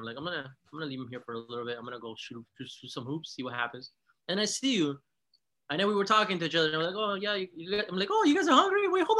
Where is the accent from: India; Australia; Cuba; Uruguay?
Uruguay; moved away